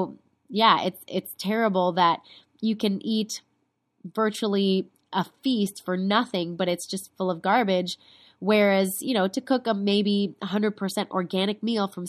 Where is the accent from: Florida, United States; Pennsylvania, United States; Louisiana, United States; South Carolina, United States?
Florida, United States; South; moved away as an adult; also born or lived in Bogota, Colombia; now in Los Angeles, United States; I was born in Bogota and I spent every summer of my childhood in Colombia. And I grew up in South Florida around a ton of Latinos, and out here in Los Angeles